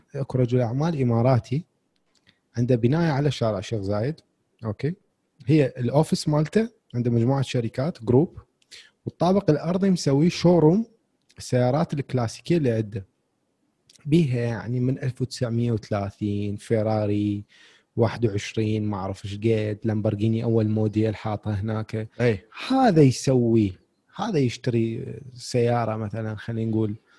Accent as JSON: {"language": "Arabic", "country": "Iraq", "said": "عندنا بالعراق"}